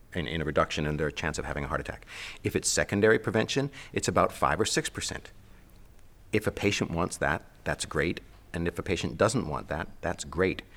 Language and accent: English; Canada; I'm a Canadian